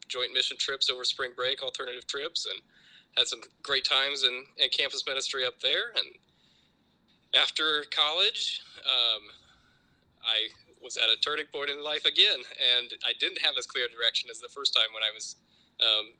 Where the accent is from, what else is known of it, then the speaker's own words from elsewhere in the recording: Urbandale, Iowa, United States; I lived in Urbandale growing up my whole childhood through high school, and went to Urbandale High School